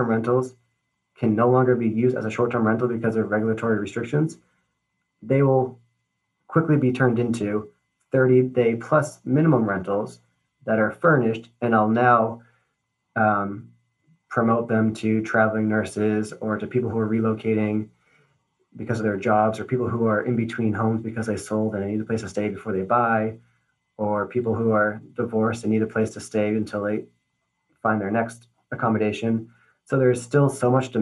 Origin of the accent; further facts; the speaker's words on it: Newburyport, Massachusetts, United States; My hometown of Newburyport, Massachusetts